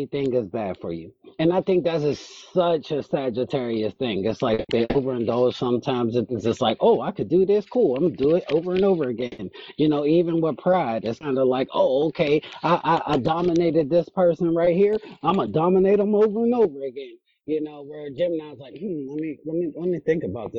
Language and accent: English; United States; I'm American